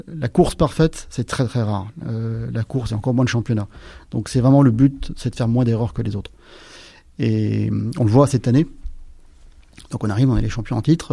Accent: Aix-les-Bains, Auvergne-Rhône-Alpes, France; moved away; je viens des Alpes

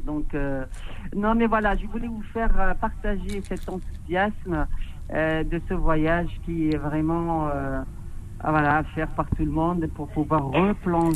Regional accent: Annaba, Annaba Province, Algeria; now in France; je suis originaire d'Anaba

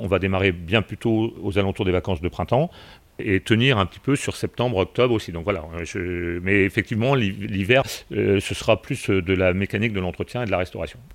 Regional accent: Belle-Île-en-Mer, Brittany, France; moved away as an adult; je suis originaire de, de Belle-Île

